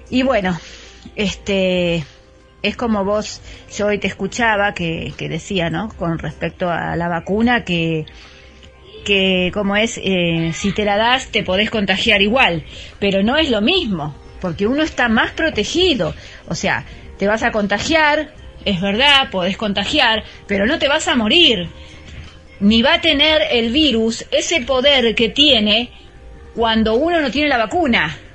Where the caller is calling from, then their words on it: Mar del Plata, Buenos Aires Province, Argentina; Hola Gaby … de Mar del Plata.